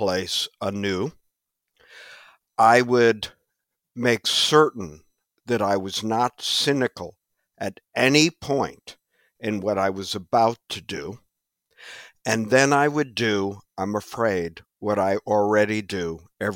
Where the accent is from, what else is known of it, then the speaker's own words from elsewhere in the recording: Midwest, United States; now in New York, United States; I'm from the Midwest